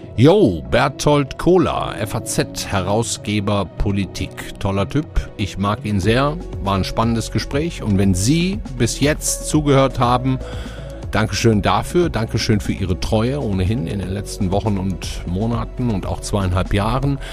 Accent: Ruhr area, North Rhine-Westphalia, Germany; moved away; ich komme ja nicht aus Franken wie Sie, sondern aus dem Ruhrgebiet

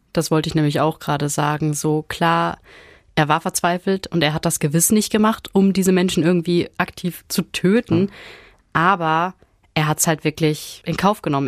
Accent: Ruhr area, North Rhine-Westphalia, Germany; hier bei uns im Ruhrgebiet

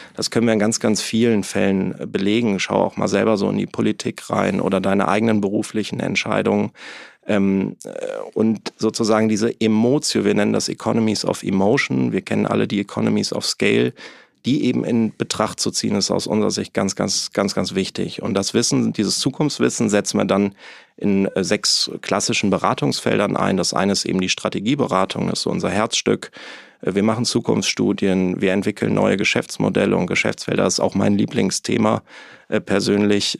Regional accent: Neuss, North Rhine-Westphalia, Germany; moved away as an adult; also born or lived in Hamburg; ich komme quasi aus dem wunderschönen Rheinland, aus Neuss bei Düsseldorf. Ähm, bin auch Rheinländer durch und durch

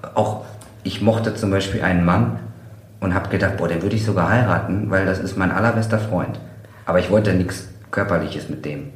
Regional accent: Kevelaer, North Rhine-Westphalia, Germany; Ich komme aus Kevela

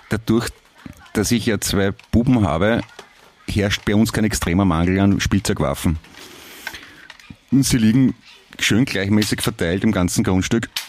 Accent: Vienna, Austria; Äh, Alter, ich bin ein Wiener, das klingt gleich für uns.

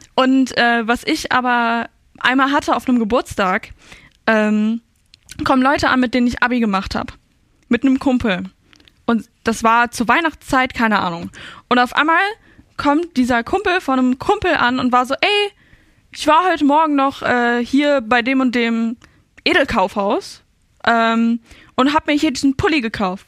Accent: Ruhr area, North Rhine-Westphalia, Germany; ich komme ja noch aus dem Ruhrpott

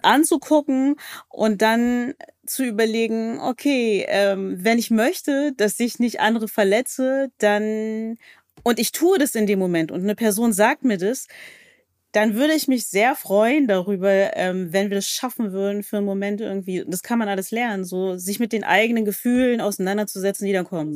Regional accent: Berlin, Germany; ich komme aus Berlin

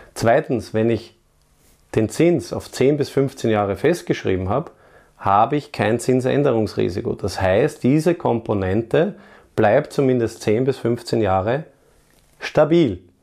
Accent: Vienna, Austria; meine Heimatstadt Wien

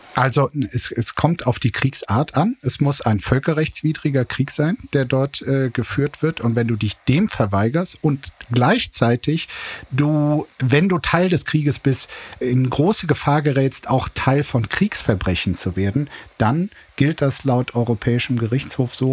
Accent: East Germany, Germany; als Ostdeutscher

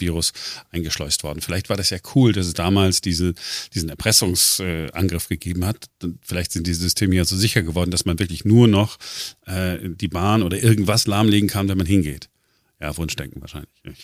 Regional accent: Duisburg, North Rhine-Westphalia, Germany; now in Berlin, Germany; ich bin ja im Ruhrgebiet groß geworden, neun, äh, neunzehnhundertfünfundachtzig, äh, Duisburg.

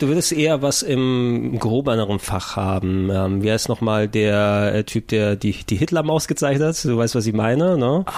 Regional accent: Germany; first language Greek; German is a second language; Ich bin in Deutschland geboren

